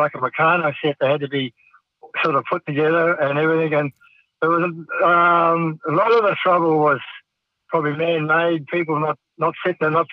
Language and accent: English; King Country, Waikato, New Zealand; I was brought up around horses. I was born in the King Country, and father had a farm.